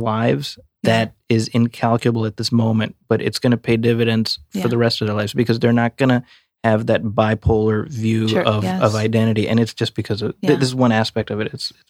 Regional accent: Chicago, Illinois, United States; moved away; I grew up in Chicago

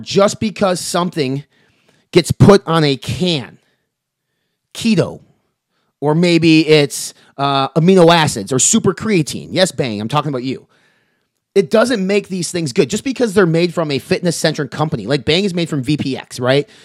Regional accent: Wisconsin, United States; I'm from Wisconsin

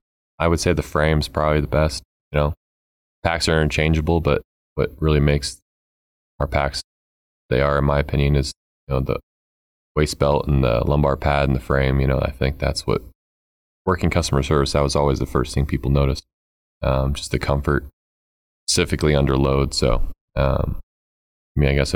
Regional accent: Broomfield, Colorado, United States; also born or lived in Pueblo, Colorado; I grew up in Broomfield

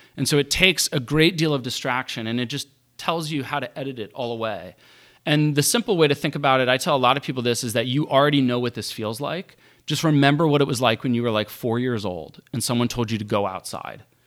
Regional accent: Morgantown, West Virginia, United States; growing up in Morgantown

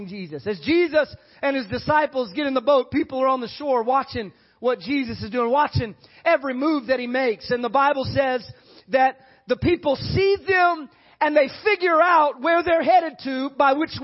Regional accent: San Antonio, Texas, United States; growing up in San Antonio

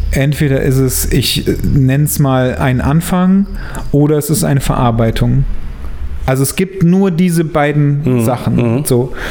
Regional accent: Germany; Ich bin Deutscher, deswegen

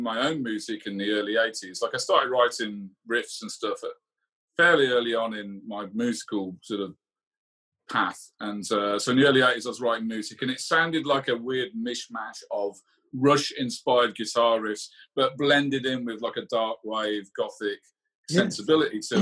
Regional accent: Lichfield, West Midlands, United Kingdom; also born or lived in Birmingham; Lichfield, the town I grew up and went to school

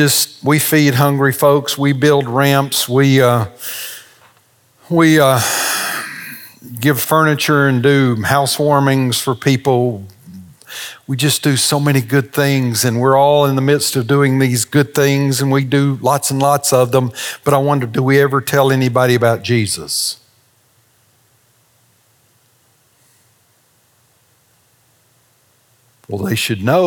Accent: the South, United States; We're from the South

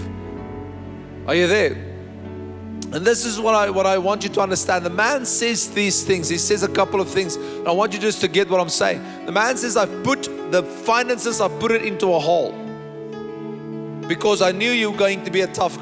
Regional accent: Bloemfontein, Free State, South Africa; I was born in Bloemfontein

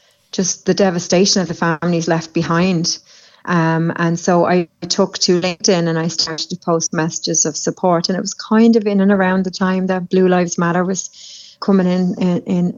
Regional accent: Dublin, Leinster, Ireland; moved away; I come from Dublin in Ireland, and I have family in law enforcement in Ireland

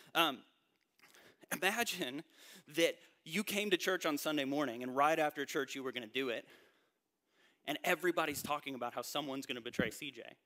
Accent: North Carolina, United States; moved away as an adult; also born or lived in Indiana; I grew up in North Carolina, I went to college in Indiana, and I spent the first 10 years of my adult life in the North

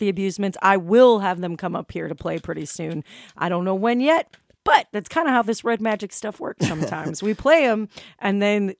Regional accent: Chicago, Illinois, United States; moved away as an adult; now in Huntsville, United States; when I first moved here, I'm from Chicago

